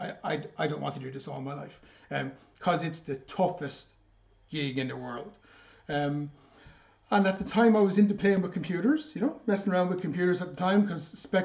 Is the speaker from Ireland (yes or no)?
yes; Rosslare, Leinster, Ireland; moved away; also born or lived in Enniscorthy / Carlow; I was born in Wexford, born in Rosslare.